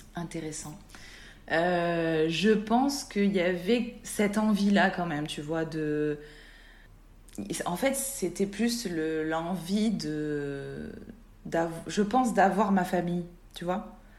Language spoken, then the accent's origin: French; southeast France, France; also born or lived in Nice (Alpes-Maritimes); now in Var, France; je suis une sudiste euh, sud-est